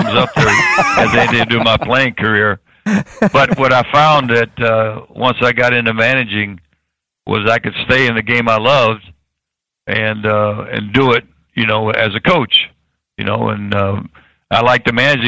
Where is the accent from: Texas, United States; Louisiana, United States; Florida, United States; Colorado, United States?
Florida, United States; Tampa; I was born in Tampa